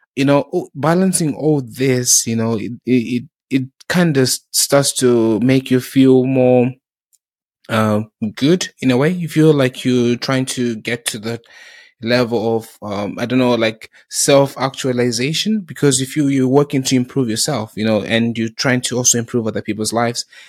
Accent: South Africa; also born or lived in Zimbabwe; now in United Kingdom; growing up in South Africa

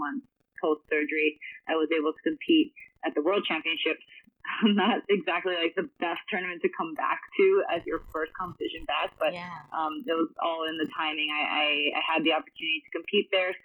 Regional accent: Honolulu, Hawaii, United States; I started at the age of 5 growing up in Honolulu, Hawaii

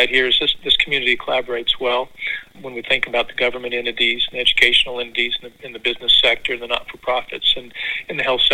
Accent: Missouri, United States; moved away as an adult; also born or lived in Kansas / Stillwater, Oklahoma; now in Springfield, United States; I was able to come back to my home state in Springfield, just a couple hours from where I grew up.

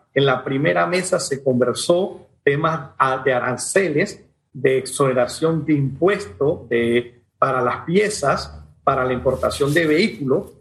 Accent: Panama; como panameños

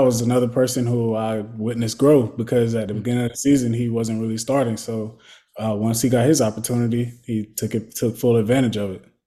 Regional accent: Florida, United States; moved away as an adult; growing up in Florida

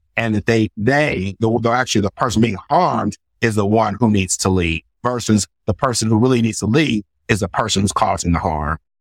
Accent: United States; I grew up poor in America

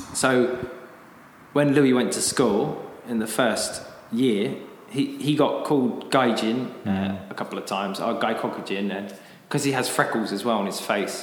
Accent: United Kingdom; moved away as an adult; now in Japan; I'm uh, British. I came to Japan about ten years ago.

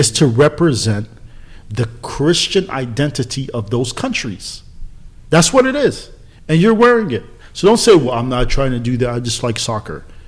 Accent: San Diego, California, United States; I'm from San Diego

